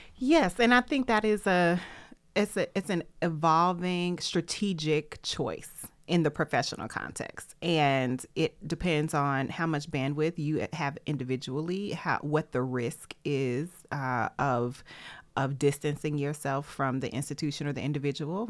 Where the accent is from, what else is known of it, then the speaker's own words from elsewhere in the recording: Tennessee, United States; I'm from Tennessee